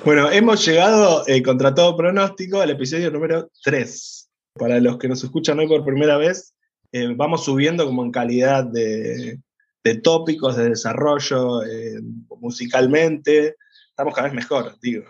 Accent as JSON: {"language": "Spanish", "region": "Córdoba", "country": "Argentina", "said": "soy cordobesa"}